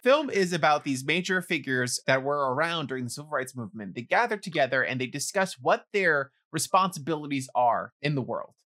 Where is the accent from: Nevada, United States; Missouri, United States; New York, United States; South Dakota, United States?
New York, United States; New York City; someone growing up in the Bronx